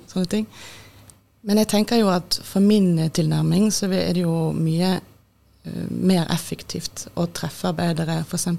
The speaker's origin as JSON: {"language": "Norwegian", "town": "Bergen", "region": "Vestland", "country": "Norway", "also_born_or_lived": "Austria / Oslo", "moved": "as an adult", "said": "jeg er fra Bergen"}